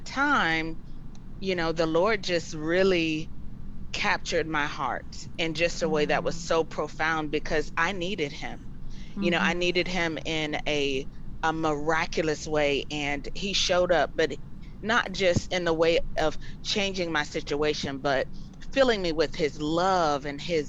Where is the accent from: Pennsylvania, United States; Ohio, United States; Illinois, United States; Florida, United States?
Florida, United States; Born and raised in Florida. My family, we are in the Polk County area